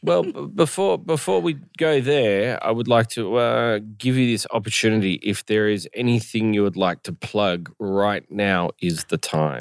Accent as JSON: {"language": "English", "country": "Australia", "moved": "yes", "said": "even as an Australian"}